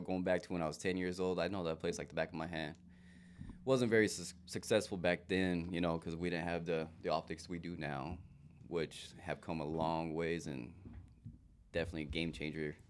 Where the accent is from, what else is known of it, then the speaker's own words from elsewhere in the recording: Safford, Arizona, United States; born and raised in Safford, Arizona, Pima, a little smaller town.